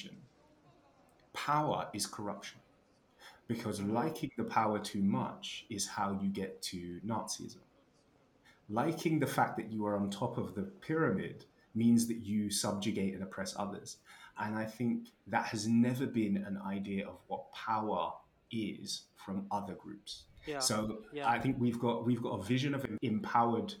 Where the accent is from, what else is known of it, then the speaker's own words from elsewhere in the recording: United Kingdom; I am black British